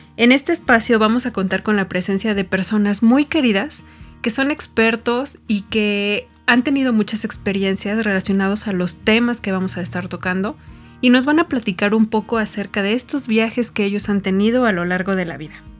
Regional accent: Tepeji del Río, Hidalgo, Mexico; moved away; Nací en Tepeji del Río, en el centro del país

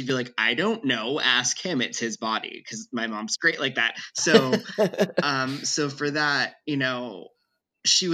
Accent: North Central Pennsylvania, United States; also born or lived in Brooklyn, New York; I'm from Brooklyn, New York, and I grew up in North Central Pennsylvania

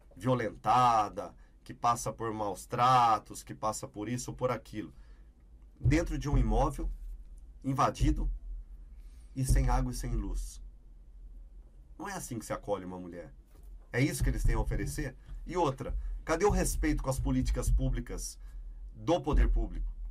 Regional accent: Campinas, São Paulo, Brazil; also born or lived in Ribeirão Preto; Voltei para Campinas, né, que é a minha cidade, onde eu nasci, onde minha família toda reside.

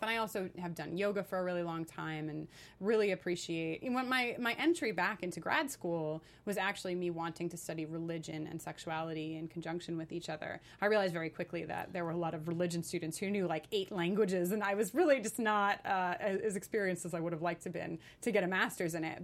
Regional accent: New York, United States; moved away as an adult; now in Los Angeles, United States; I am a New Yorker, though I've been in Los Angeles for the last year and a half.

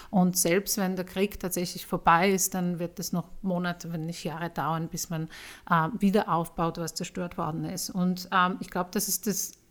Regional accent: Poland; German is a second language; Ich bin Polin, also ich habe mit der Sprache dann ein bisschen einfacher gehabt.

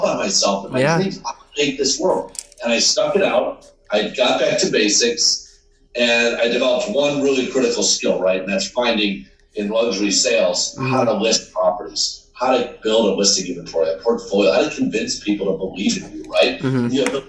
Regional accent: Syracuse, New York, United States; now in New York City, United States; I grew up in Syracuse

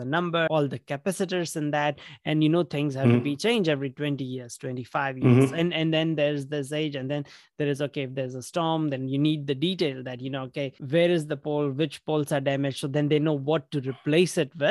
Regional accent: India; moved away; I grew up in India

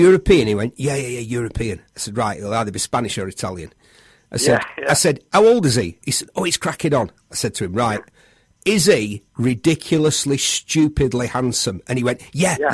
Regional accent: United Kingdom; I'm a Brit

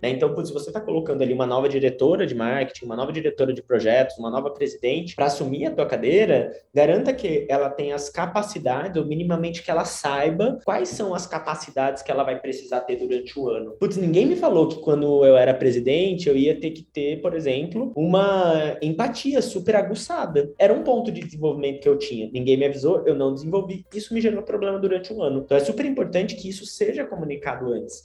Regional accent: Tupã, São Paulo, Brazil; sou de Tupã, é uma cidade no interior do estado de São Paulo.

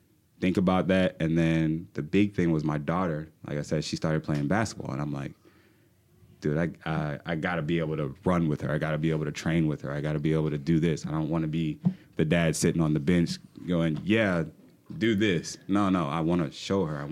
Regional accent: Charleston, South Carolina, United States; moved away as an adult; now in Fayetteville, United States; I'm from Charleston, South Carolina. Matter of fact, I moved to Fayetteville about 10 years ago to be a theater manager

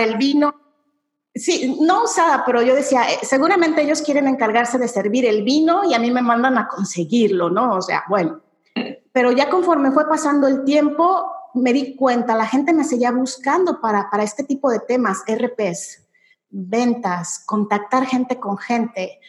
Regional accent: Mexico; yo soy mexicana efectivamente

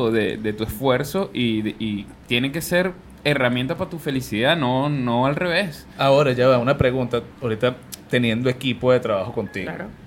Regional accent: Venezuela; now in Chile

